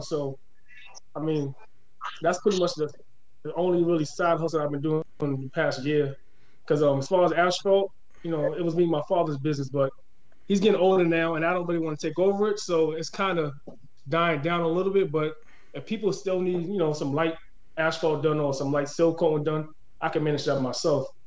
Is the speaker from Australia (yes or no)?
no; Boston, Massachusetts, United States; I'm, I'm born and raised in Boston, so you know I've been here all my life